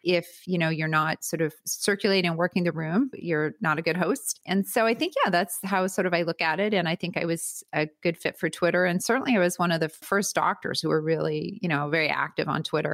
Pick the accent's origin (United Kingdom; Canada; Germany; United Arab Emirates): Canada; Winnipeg, Manitoba; moved away as an adult; now in United States; I'm originally from Canada, from Winnipeg, Canada